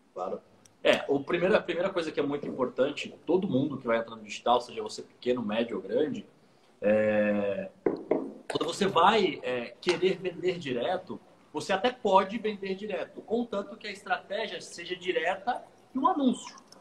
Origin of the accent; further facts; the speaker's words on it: Santos, São Paulo, Brazil; sou natural de Santos, litoral paulista